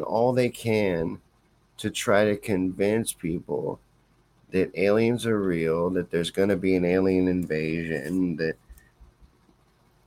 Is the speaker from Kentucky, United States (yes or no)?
yes; Kentucky, United States; I'm from Kentucky. I grew up in Kentucky. Spent most of my developmental years in Kentucky